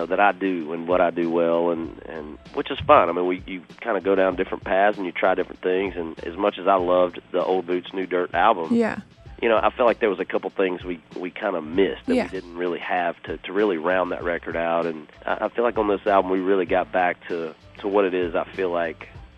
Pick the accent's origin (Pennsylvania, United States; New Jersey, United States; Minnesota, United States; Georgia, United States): Georgia, United States; moved away as an adult; I'm from Georgia.